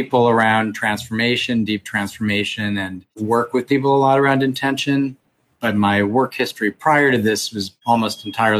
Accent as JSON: {"language": "English", "town": "St. Louis", "region": "Missouri", "country": "United States", "tie": "born or raised there", "moved": "yes", "lives_now": "New York City, United States", "said": "the big cities where I grew up in St. Louis."}